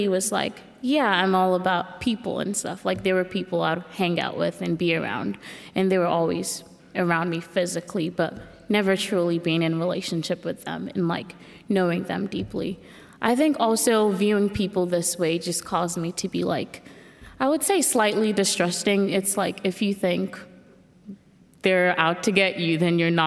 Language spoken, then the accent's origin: English; Nigeria; moved away; I grew up in Nigeria